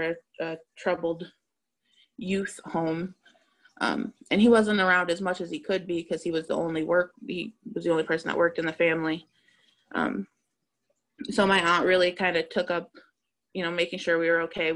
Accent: Massachusetts, United States; I was raised in Massachusetts

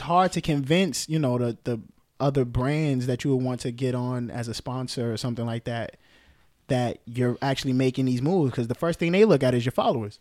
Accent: New York City, New York, United States; Bronx, born and raised

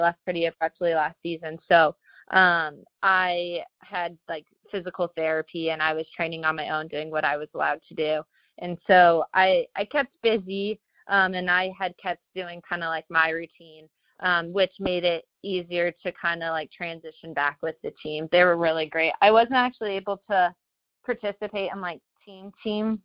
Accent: Colorado, United States; moved away as an adult; now in Washington, D.C., United States; I'm from Colorado, so I was home with my family

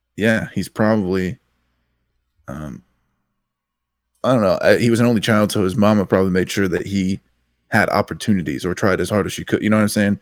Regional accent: near Louisville, Kentucky, United States; two radio stations out of Louisville, Kentucky

